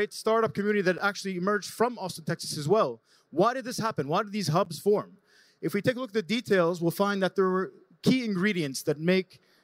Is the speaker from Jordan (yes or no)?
yes; Jordan; I'm a founder from Jordan